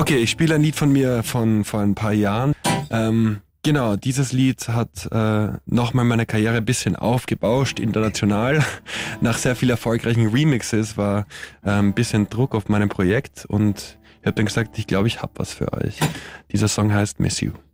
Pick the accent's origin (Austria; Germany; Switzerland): Austria; als Österreicher